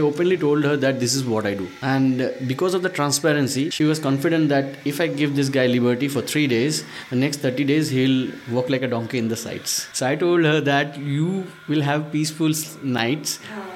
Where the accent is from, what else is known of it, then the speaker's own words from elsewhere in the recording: Northeast India, India; i am a bengali Prashant is a South Indian. Uh, Shreyas is a Maharashtrian. Chandan is also from Calcutta. I'm from Northeast though.